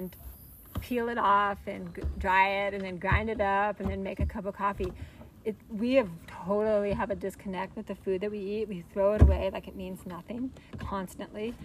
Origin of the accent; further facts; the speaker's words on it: United States; moved away; I'm originally from the States